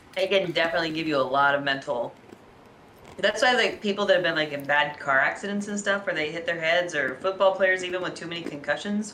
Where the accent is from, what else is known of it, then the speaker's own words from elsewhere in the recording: Alaska, United States; I grew up in Alaska.